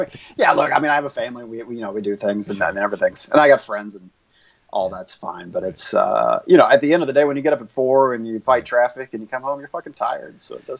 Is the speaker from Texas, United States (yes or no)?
yes; Conroe, Texas, United States; also born or lived in Houston / Denton / Beaumont; I was born in Houston, lived in a bunch of different towns, Denton and Beaumont, but ended up in Conroe for high school, which is about 50 miles north of Houston.